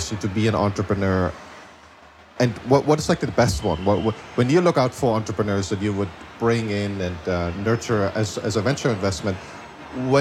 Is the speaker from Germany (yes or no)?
yes; Germany; moved away as an adult; also born or lived in Singapore; now in United States; I grew up in Germany, and then I came over in the 2002, 2003